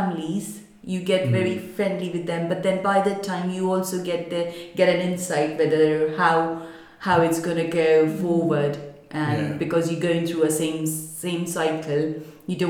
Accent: Mumbai, Maharashtra, India; moved away; we are from Mumbai. I came over here

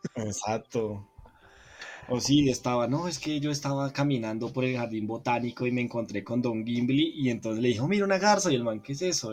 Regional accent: Colombia; Yo soy de Colombia

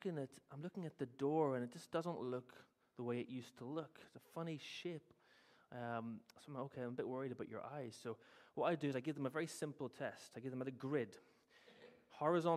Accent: Northern Ireland, United Kingdom; moved away; growing up in Northern Ireland, I went to my old church last week.

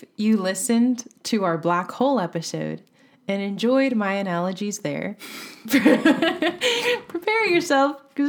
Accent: United States; We're from the United States anyways. Kilometers mean nothing to us.

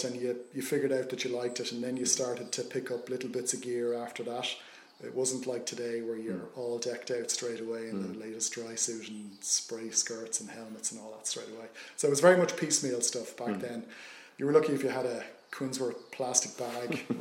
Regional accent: Dublin, Leinster, Ireland; grew up in Booterstown, South County Dublin, back in the 70s

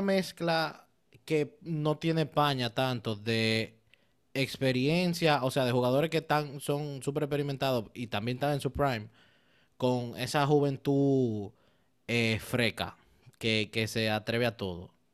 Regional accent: Dominican Republic; yo como buen dominicano, e italiano en teoría

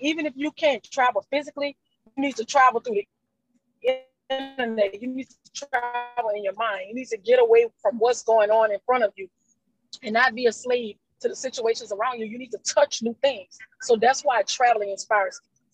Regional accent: Houma, Louisiana, United States; I'm from Louisiana. I'm from Houma, Louisiana, 45 miles south of New Orleans.

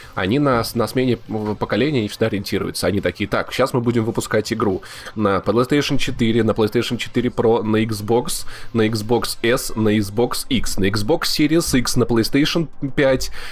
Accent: Voronezh, Voronezh Oblast, Russia; moved away; Я пришел из, из города Воронежа, где прожил

